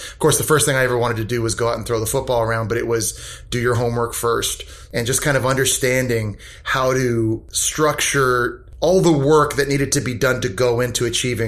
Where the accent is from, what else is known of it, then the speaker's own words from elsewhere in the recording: Nepean, Ontario, Canada; moved away as an adult; also born or lived in Florida; Growing up in Nepean, Ontario